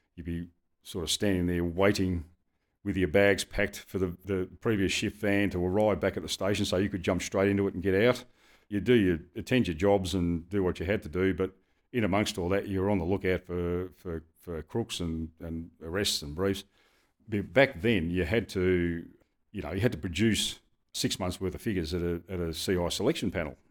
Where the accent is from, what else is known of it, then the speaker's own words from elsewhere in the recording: Dandenong, Victoria, Australia; I grew up in Dandenong